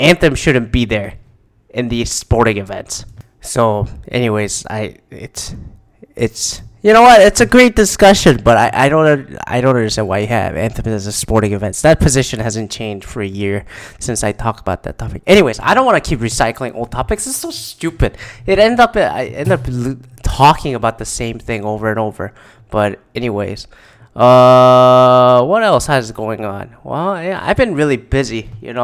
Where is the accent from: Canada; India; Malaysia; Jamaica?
Canada; now in United States; I'm Canadian